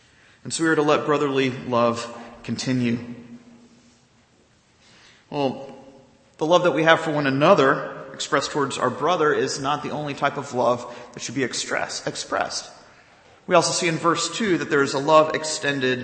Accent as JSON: {"language": "English", "region": "the South", "country": "United States", "tie": "born or raised there", "said": "growing up in the South"}